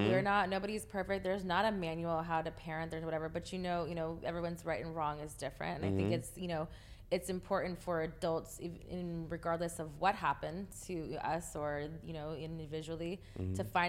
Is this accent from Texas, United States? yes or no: yes; Texas, United States; also born or lived in Panama; being from Texas, but I was born in Panama. I was born in Panama. And then when I was 3, we moved to Texas. So Texas is the only thing I ever really known.